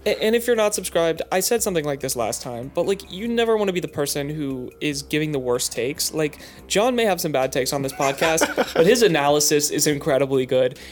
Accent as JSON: {"language": "English", "region": "West Coast", "country": "United States", "moved": "yes", "said": "I'm from the West Coast"}